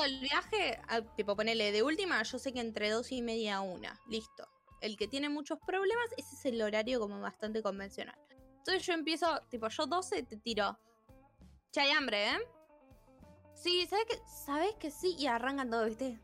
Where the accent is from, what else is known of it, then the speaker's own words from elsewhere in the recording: Argentina; siendo argentinos